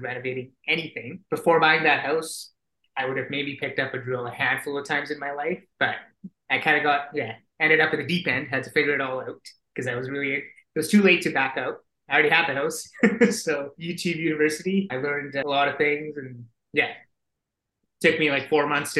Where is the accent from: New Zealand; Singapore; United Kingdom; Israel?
Singapore; moved away as an adult; now in Calgary, Canada; I'm originally from Singapore and they've got mandatory conscription there